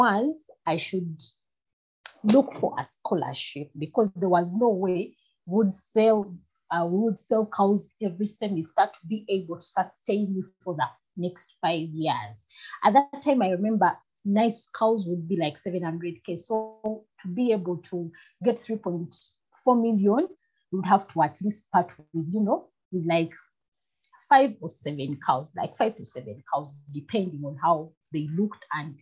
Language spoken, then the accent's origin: English; Gomba, Central Region, Uganda; also born or lived in Mbarara; we come from Gomba